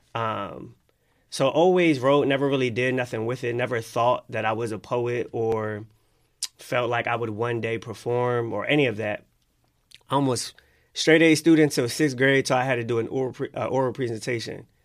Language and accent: English; Philadelphia, Pennsylvania, United States; Growing up in Philly